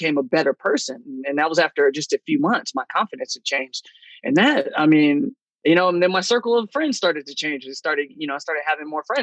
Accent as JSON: {"language": "English", "region": "California", "country": "United States", "moved": "as an adult", "lives_now": "Chicago, United States", "said": "I'm originally from California. Then I moved to Chicago a couple of years ago"}